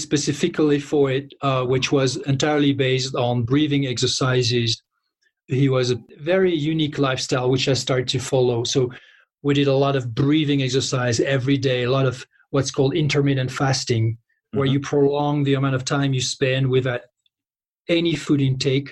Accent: close to Paris, near Fontainebleau, Île-de-France, France; I grew up close to Paris

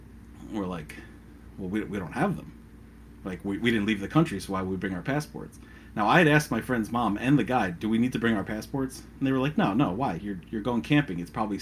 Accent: United States; we're American.

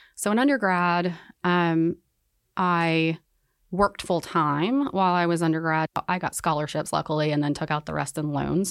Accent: Winston-Salem, North Carolina, United States; I grew up in North Carolina, um, I'm from Winston-Salem

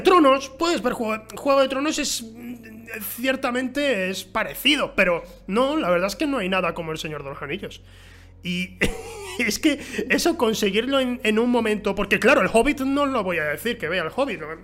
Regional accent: Huelva, Andalusia, Spain; also born or lived in San Juan del Puerto; yo crecí en Huelva, pero eh, en mi adolescencia fui a San Juan del Puerto, un pueblo que está a 10 kilómetros de Huelva

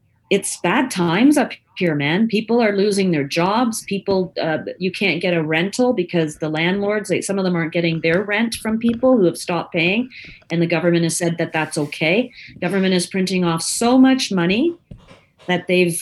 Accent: Canada; I'm a Canadian

